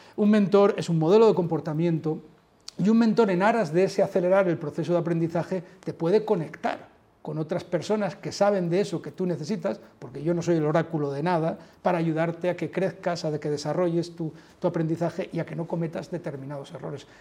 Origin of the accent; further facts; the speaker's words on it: Asturias, Spain; also born or lived in Mexico; now in Madrid, Spain; yo soy asturiano